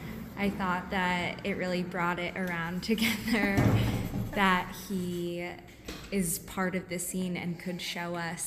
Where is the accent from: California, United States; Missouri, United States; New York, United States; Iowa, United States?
New York, United States; New York City; moved away as an adult; I also come from New York City, different borough, same vibe.